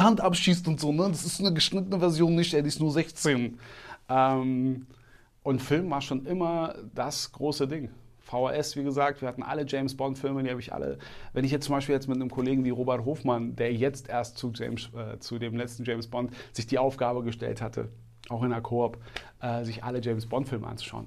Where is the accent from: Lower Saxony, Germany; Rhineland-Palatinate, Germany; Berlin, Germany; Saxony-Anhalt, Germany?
Berlin, Germany; ich bin im Märkischen Viertel groß geworden, also Reinickendorf